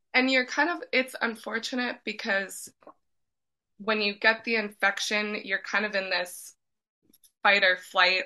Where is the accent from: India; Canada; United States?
Canada; Edmonton, Alberta; moved away as an adult; also born or lived in Vancouver; I'm originally from Edmonton, but I moved to Vancouver and lived two years.